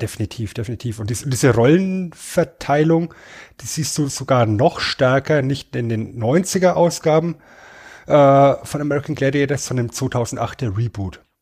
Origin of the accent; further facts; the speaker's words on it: Germany; als Deutscher